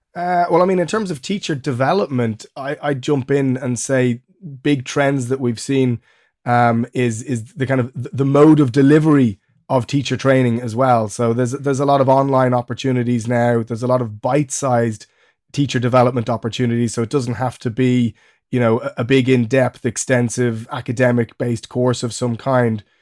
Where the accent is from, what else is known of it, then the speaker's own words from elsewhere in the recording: Ireland; moved away as an adult; also born or lived in Germany; now in England; I'm Irish, uh, but I now live in England